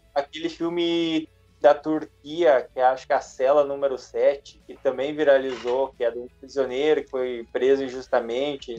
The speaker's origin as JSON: {"language": "Portuguese", "country": "Brazil", "also_born_or_lived": "Canada", "first_language": "Portuguese", "said": "eu sou brasileiro, tenho um sotaque bem forte"}